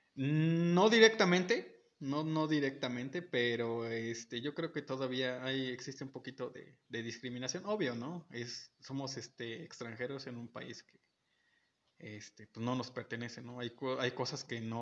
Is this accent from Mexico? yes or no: yes; Mexico; nuestros pequeños pequeños defectos como mexicanos